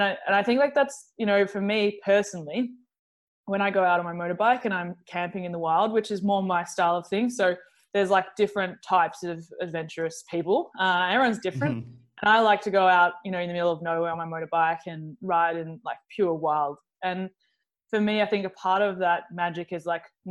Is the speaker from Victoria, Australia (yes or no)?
yes; Melbourne, Victoria, Australia; I'm from Melbourne. I'm not normally in Melbourne. Basically, like, I was born here and I have a base here